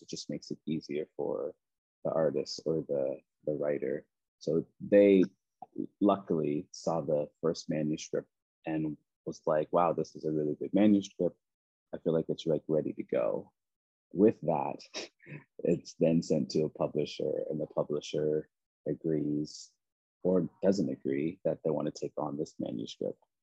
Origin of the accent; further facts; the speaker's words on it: Preston, Nova Scotia, Canada; moved away; I grew up in a very small, I mean, small in a sense of like amount of people, but it, it was the largest Black community in Canada. Um, called Preston